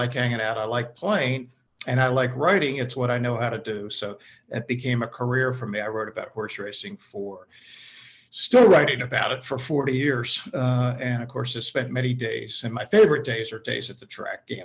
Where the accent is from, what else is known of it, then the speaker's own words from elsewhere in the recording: Baltimore, Maryland, United States; I grew up in Baltimore, went to college, University of Maryland